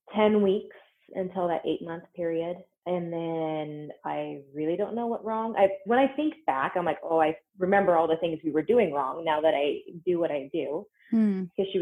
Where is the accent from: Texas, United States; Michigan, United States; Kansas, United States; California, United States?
Kansas, United States; Western; moved away as an adult; also born or lived in Omaha, Nebraska; now in Windsor, Colorado, United States; I grew up in Western Kansas and then left when I went to college.